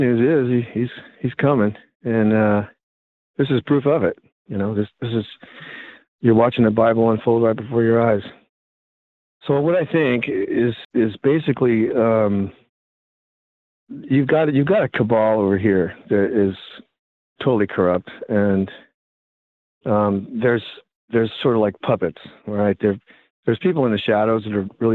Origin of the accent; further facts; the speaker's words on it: United States; I'm an American, and I was raised an American